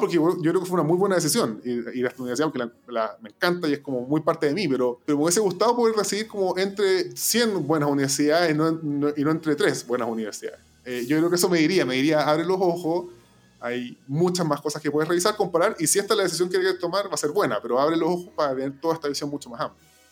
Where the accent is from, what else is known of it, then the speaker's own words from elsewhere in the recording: Chile; moved away; pasé mi, vida antes, mi vida en Chile.